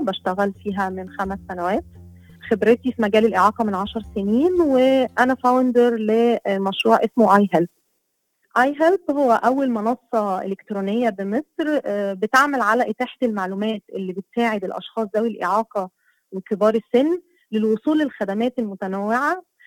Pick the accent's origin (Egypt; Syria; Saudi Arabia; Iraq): Egypt; Asyut Governorate; now in Cairo, Egypt; أنا مصرية وأساسا من صعيد مصر من محافظة أسيوط